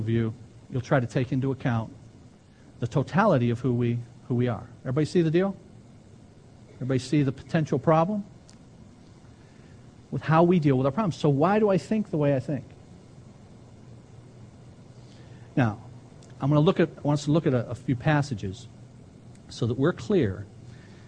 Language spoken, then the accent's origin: English; Ecorse, Michigan, United States; I grew up an Ecorsian. I'm not sure if that's a word, but I grew up in Ecors